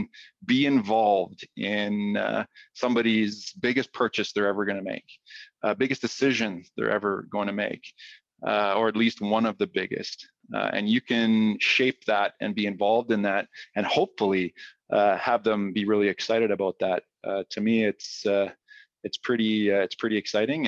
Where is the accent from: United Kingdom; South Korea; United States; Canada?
Canada; Edmonton, Alberta; moved away as an adult; now in Calgary, Canada; I'm from Edmonton, a U of A grad. Moved to Calgary after graduating